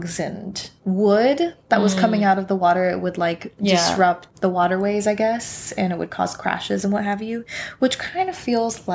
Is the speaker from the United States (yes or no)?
yes; California, United States; now in Washington, United States; I grew up in California where earthquakes were really common.